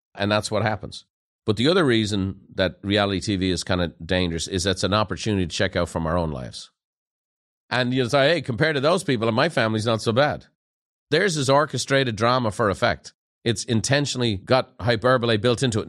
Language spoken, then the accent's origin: English; Dublin, Ireland; moved away; growing up in Ireland